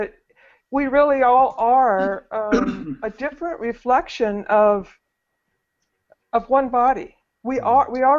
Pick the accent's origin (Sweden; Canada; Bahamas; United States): United States; North Idaho; I was raised in North Idaho